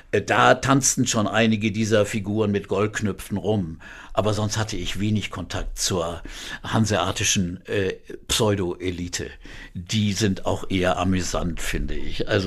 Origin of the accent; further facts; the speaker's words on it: Hamburg, Germany; also born or lived in Quakenbrück; also ich bin Hamburger, das ist ganz klar. Also meine ganzen Vorlieben liegen hier und ich liebe die Stadt.